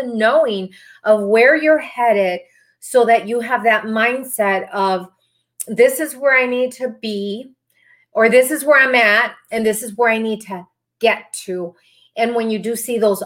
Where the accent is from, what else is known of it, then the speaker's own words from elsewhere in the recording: Texas, United States; also born or lived in Arlington, Texas; I am from Texas, so I'm really close to Dallas. I'm in the Arlington, Texas area.